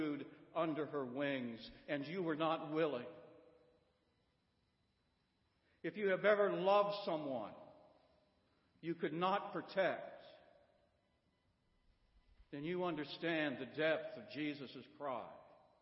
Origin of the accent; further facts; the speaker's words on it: Midwest, United States; now in Florence, United States; I grew up in the Midwest